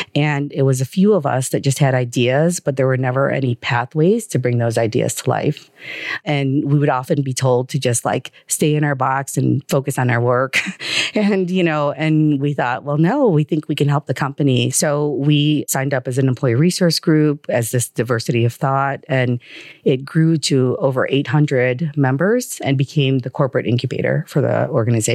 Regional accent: Chicago, Illinois, United States; also born or lived in Manila, Philippines; moved to Chicago at age two and a half

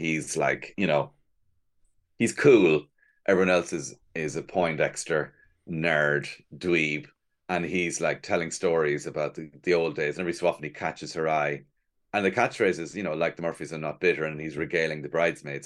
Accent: Cork, Munster, Ireland; moved away as an adult; now in Dublin, Ireland; I'm from Cork

